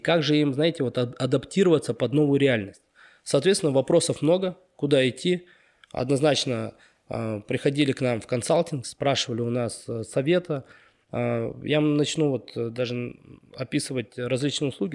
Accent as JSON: {"language": "Russian", "town": "Karaganda", "region": "Karaganda Region", "country": "Kazakhstan", "tie": "born or raised there", "also_born_or_lived": "Almaty, Kazakhstan", "moved": "as an adult", "lives_now": "Astana, Kazakhstan", "said": "я родился, вырос в Караганде"}